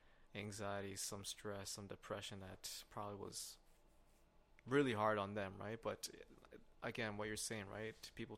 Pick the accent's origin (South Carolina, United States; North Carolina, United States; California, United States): California, United States; Los Angeles; No way. I'm from LA, bro.